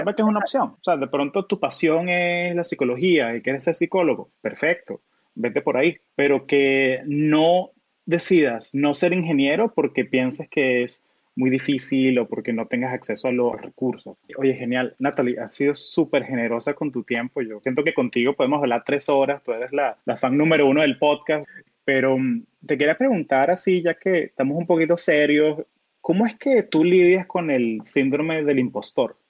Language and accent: Spanish; Orlando, Florida, United States; also born or lived in Caracas, Venezuela; now in California, United States; cuando yo crecí en Orlando